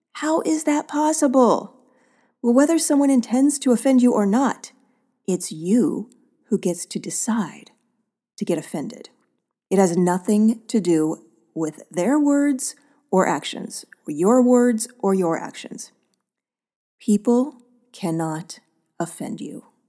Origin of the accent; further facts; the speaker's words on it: Oakland, California, United States; my hometown of Oakland